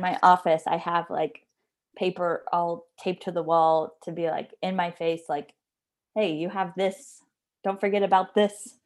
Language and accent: English; Jacksonville, Florida, United States; moved away; I'm originally from Jacksonville